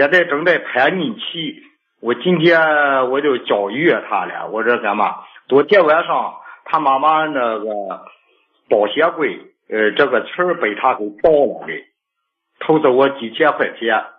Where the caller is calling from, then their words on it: Shijiazhuang, Hebei, China; 我是石家庄的。